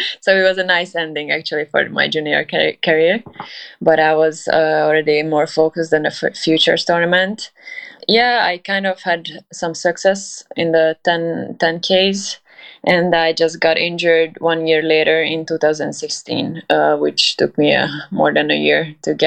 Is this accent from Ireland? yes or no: no; Hungary; also born or lived in Budapest; I'm from Hungary. I currently live in Budapest. I'm not from this city. I started playing when I was 4 in a small town